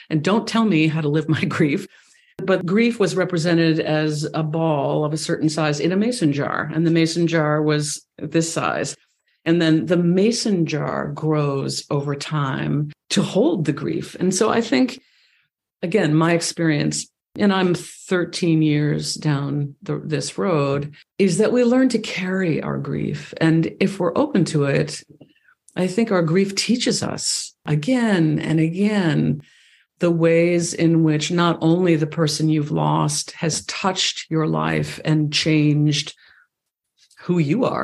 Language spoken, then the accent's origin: English; East Coast, United States; now in Ojai Valley, California, United States; I grew up on the East Coast